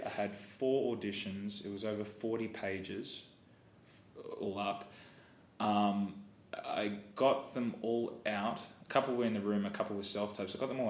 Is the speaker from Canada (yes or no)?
no; Australia; Americans, you use your mouth so well. Australians are very lazy.